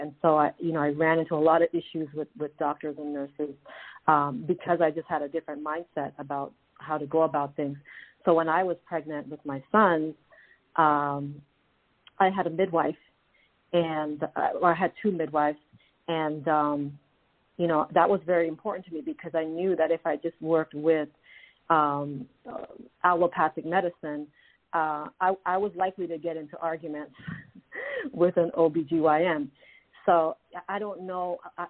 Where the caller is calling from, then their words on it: Toronto, Ontario, Canada; I'm calling from Toronto, Canada.